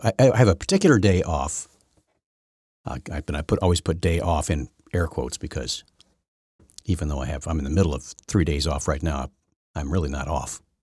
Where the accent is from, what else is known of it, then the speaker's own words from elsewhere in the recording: Syracuse, Indiana, United States; I grew up on Lake Wawasie and Lake Syracuse